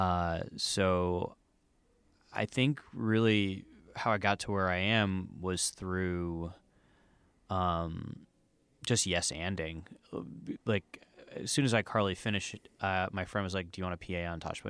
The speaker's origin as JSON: {"language": "English", "region": "New Jersey", "country": "United States", "also_born_or_lived": "Miami, Florida", "moved": "as an adult", "lives_now": "Los Angeles, United States", "said": "I'm from New Jersey"}